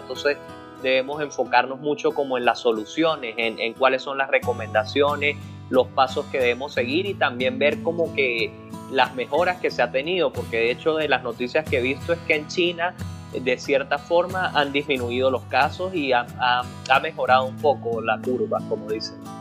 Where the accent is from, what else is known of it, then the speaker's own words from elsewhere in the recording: Venezuela; a nosotros como venezolanos